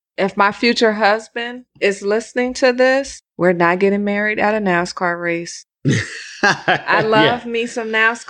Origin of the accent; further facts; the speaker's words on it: California, United States; We're from California, the home of the SUV.